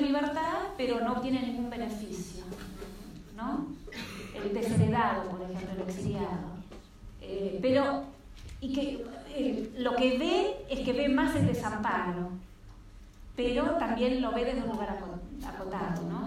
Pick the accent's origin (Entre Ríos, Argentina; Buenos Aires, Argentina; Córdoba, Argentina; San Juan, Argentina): Buenos Aires, Argentina; yo soy de Buenos Aires